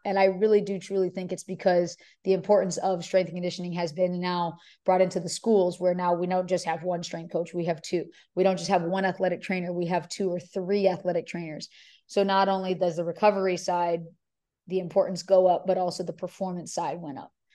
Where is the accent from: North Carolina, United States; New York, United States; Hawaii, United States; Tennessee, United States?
Hawaii, United States; moved away as an adult; also born or lived in California; now in Houston, United States; I grew up in Hawaii, so, you know, University of Hawaii was me staying in state.